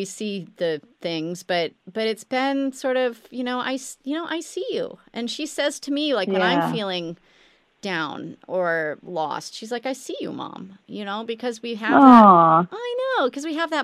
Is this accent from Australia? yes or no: no; Midwest, United States; we were growing up in the Midwest